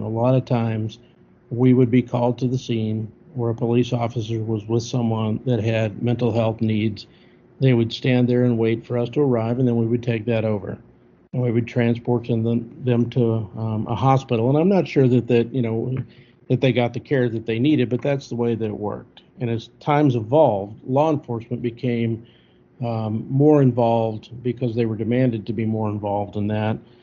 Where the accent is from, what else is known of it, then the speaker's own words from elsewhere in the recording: Missouri, United States; moved away as an adult; also born or lived in Anderson Township, Ohio / Castle Rock, Colorado; I originally went just 120 miles down the road to a department that was next to my hometown